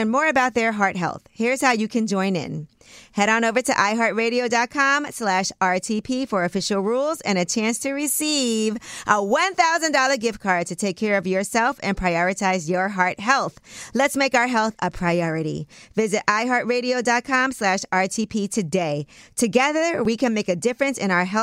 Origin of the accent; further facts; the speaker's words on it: New York City, New York, United States; I was born in Brooklyn, at Maimonides Hospital